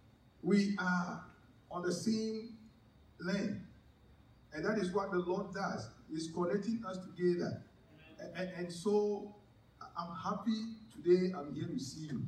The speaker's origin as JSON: {"language": "English", "country": "Ghana", "tie": "born or raised there", "also_born_or_lived": "Ho, Ghana", "said": "my hometown"}